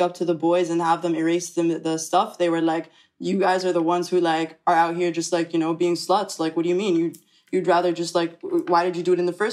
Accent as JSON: {"language": "English", "country": "Egypt", "moved": "yes", "lives_now": "New York, United States", "said": "I do identify as Egyptian 100%. I identify as Arab"}